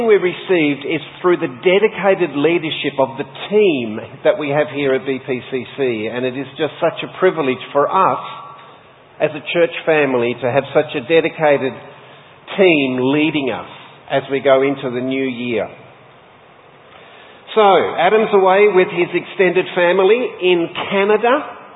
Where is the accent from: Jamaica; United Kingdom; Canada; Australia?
Australia; Sheffield, Tasmania; I was born and raised in Sheffield, Tasmania.